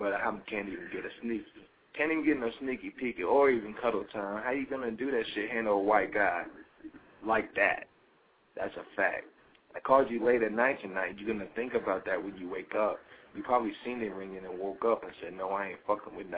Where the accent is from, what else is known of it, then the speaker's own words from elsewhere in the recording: North Carolina, United States; I'm fucking from North goddamn Carolina